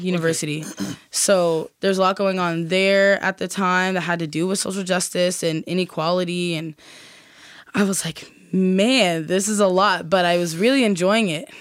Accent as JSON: {"language": "English", "region": "Nova Scotia", "country": "Canada", "tie": "born or raised there", "said": "as a Black person growing up in Nova Scotia"}